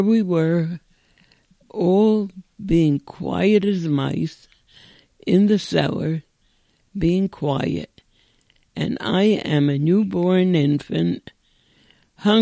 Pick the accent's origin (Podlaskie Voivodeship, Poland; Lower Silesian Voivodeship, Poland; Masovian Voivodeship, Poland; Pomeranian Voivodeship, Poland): Podlaskie Voivodeship, Poland; Bialystok; now in United States; I was born in Bialystok, Poland